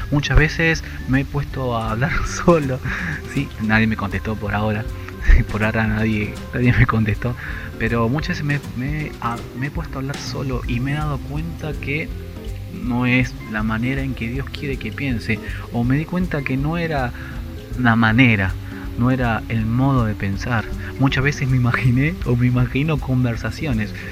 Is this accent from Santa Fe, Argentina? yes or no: no; Buenos Aires Province, Argentina; Soy de Argentina, la provincia de Buenos Aires y tengo 35 años.